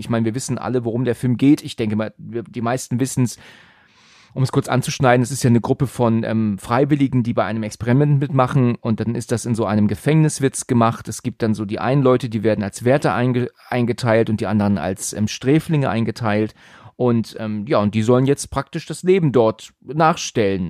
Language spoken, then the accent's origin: German; Northern Germany, Germany; Ich bin ja Norddeutscher eigentlich